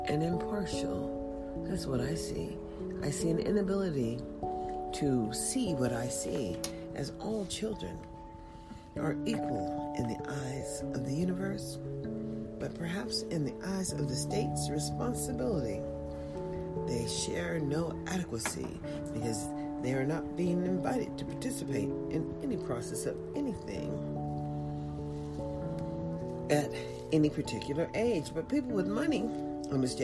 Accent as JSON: {"language": "English", "country": "United States", "said": "As an American"}